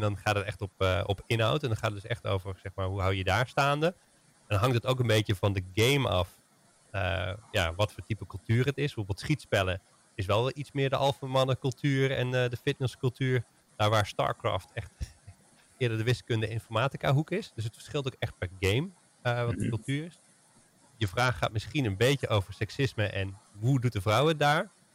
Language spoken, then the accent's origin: Dutch; Netherlands; als Nederlanders